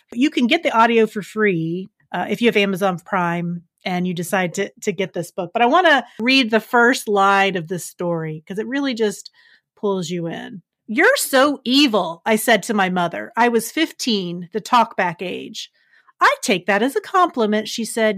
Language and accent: English; West Virginia, United States; my home state